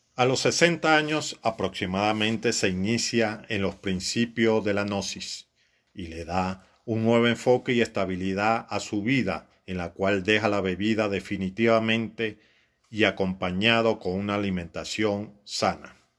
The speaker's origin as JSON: {"language": "Spanish", "town": "Siquisique", "region": "Lara", "country": "Venezuela", "said": "Che María es un personaje de mi pueblo"}